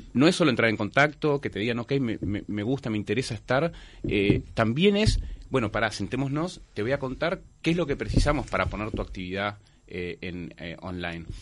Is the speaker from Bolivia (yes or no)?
no; Montevideo, Uruguay; como montevideanos